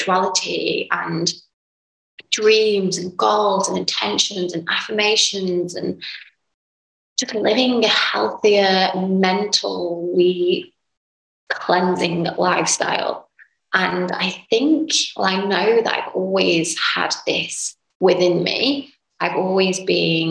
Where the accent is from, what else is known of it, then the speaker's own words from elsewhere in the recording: England, United Kingdom; moved away as an adult; now in Dubai, United Arab Emirates; I'm from a little town / city, I guess, in England, United Kingdom